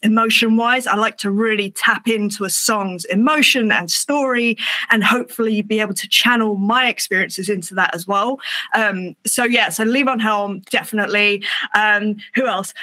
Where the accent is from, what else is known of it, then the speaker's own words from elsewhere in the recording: England, United Kingdom; It's me being English